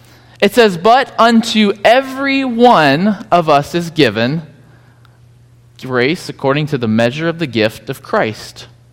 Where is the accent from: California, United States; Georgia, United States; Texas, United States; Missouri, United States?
Georgia, United States; Whenever I cross the Georgia line, it comes back out sometimes, but it's not that bad anymore. But when I grew up in Georgia, there was, every time it rained in our yard, hundreds of piles of dirt full of ants.